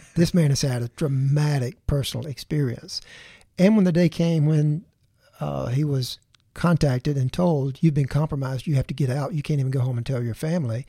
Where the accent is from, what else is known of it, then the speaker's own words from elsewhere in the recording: Tuscaloosa, Alabama, United States; Tuscaloosa, my, my hometown